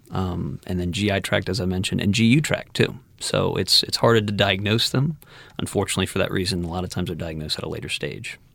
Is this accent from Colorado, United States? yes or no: no; Metairie, Louisiana, United States; also born or lived in Houston; I'm also a New Orleans native. I was born and raised in Metairie.